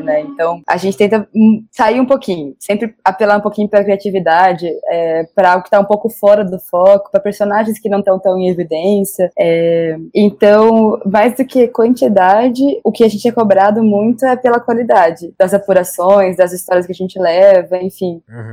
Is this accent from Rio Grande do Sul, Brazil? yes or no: no; Marília, São Paulo, Brazil; moved away as an adult; also born or lived in Curitiba, Brazil; now in Brasília, Brazil; eu sou de Marília, no interior de São Paulo